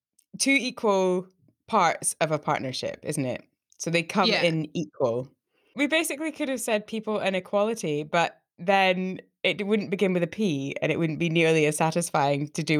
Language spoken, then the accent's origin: English; Scotland, United Kingdom; I'm Scottish.